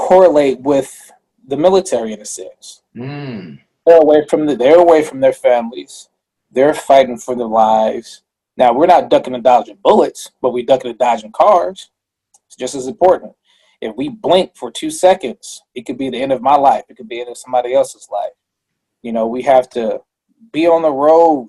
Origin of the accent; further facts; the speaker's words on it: Missouri, United States; I'm not from Kansas. I'm from Missouri